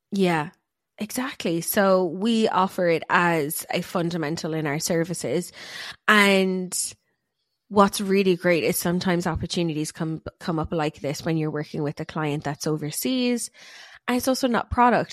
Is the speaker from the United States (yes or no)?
no; Ireland; we're both Irish, so we say our or is funny